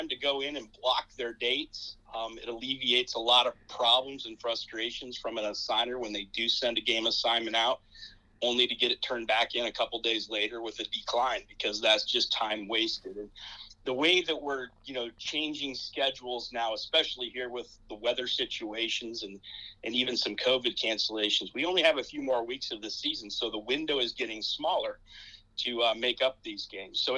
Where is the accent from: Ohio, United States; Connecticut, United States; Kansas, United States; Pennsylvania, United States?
Ohio, United States; Wooster; moved away as an adult; also born or lived in Toledo, Ohio; now in Perrysburg, United States; I grew up down in Northeast Ohio, kind of in the Worcester area